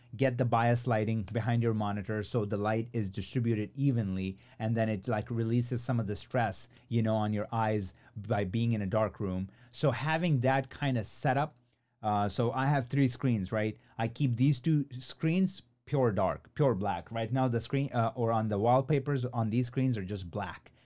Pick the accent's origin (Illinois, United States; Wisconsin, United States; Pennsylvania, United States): Illinois, United States; Chicago; Chicago, uh, which is my hometown